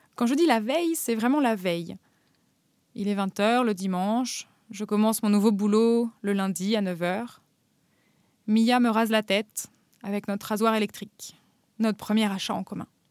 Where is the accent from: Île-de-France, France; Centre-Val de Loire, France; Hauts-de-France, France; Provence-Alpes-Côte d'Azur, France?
Île-de-France, France; Paris; moved away as an adult; also born or lived in Normandy; now in Berlin, Germany; J'ai grandi à Paris, puis en Normandie, et je vis maintenant à Berlin.